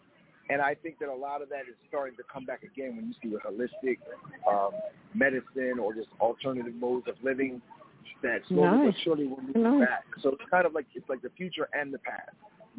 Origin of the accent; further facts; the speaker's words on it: Japan; also born or lived in Topeka, Kansas, United States; And I was born in Topeka, Kansas. Never been there. Don't know anybody from there. But I ended up going back to Japan.